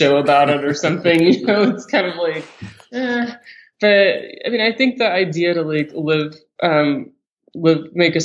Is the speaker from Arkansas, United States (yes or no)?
yes; Arkansas, United States; moved away; my home state and where I went to college